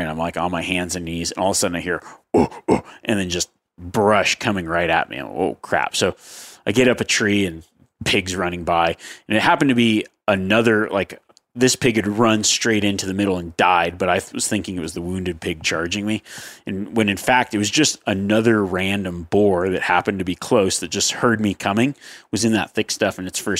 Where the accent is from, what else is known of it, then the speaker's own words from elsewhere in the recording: Northeast, United States; now in Florida, United States; I grew up in the Northeast and after college moved to Florida.